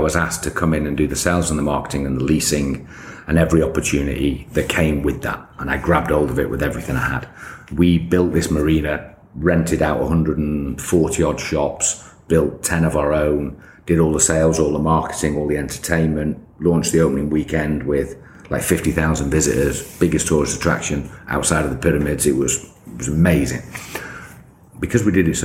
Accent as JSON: {"language": "English", "country": "United Kingdom", "also_born_or_lived": "Egypt", "moved": "as an adult", "said": "I'm just a British kid"}